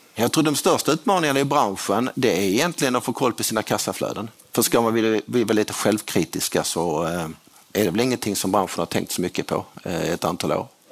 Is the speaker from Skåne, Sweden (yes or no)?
yes; Skåne, Sweden; jag är skåning